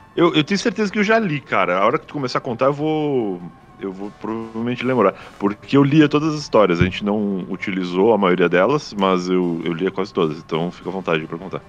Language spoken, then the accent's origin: Portuguese; Rio Grande do Sul, Brazil; moved away as an adult; now in São Paulo, Brazil; eu sou gaúcho